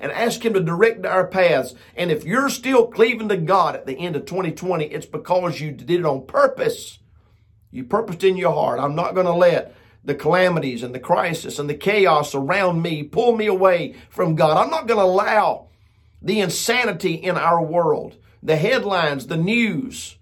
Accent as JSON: {"language": "English", "country": "United States", "said": "I'm proud to be an American"}